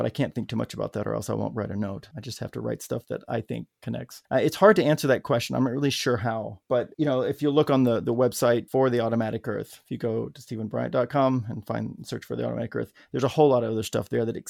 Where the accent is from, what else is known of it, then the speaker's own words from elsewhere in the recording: Arkansas, United States; growing up in Arkansas